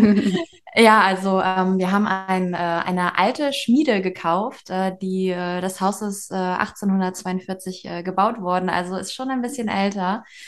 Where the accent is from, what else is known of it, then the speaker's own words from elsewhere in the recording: Schleswig-Holstein, Germany; moved away as an adult; now in Denmark; Wir kommen aus Schleswig-Holstein